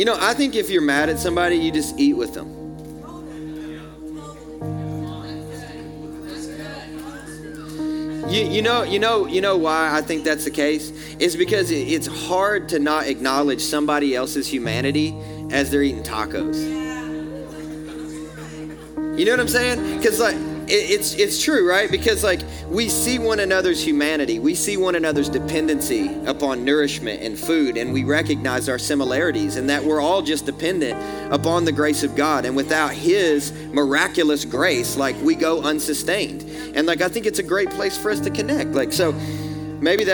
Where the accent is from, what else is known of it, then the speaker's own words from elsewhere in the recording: American South, Southern United States, United States; accent: southern; As an American, my southern accent